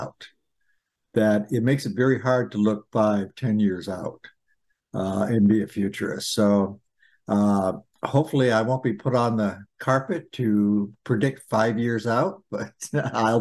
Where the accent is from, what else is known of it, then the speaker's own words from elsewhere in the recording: Turners Falls, Massachusetts, United States; I grew up in Turner's Falls